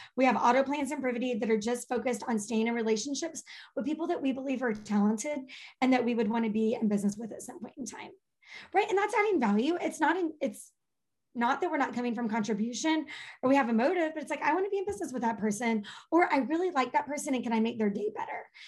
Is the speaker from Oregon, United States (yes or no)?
no; Texas, United States; accent: Texas drawl; with a draw, a Texas y'all